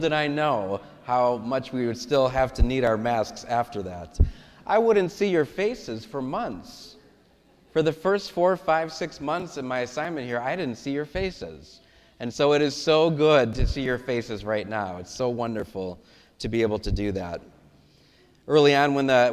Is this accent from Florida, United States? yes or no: no; Parma, Ohio, United States; now in Stow, United States; St. Matthias Parish in Parma, which is my hometown.